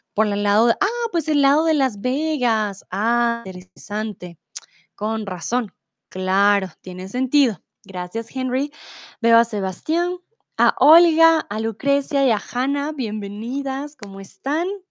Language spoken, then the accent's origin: Spanish; Bogotá, Colombia; soy de Colombia, de Bogotá